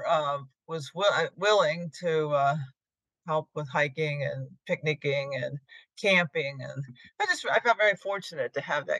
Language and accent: English; Fishing Creek Valley, north of Harrisburg, Pennsylvania, United States; I grew up in a rural area north of Harrisburg, Fishing Creek Valley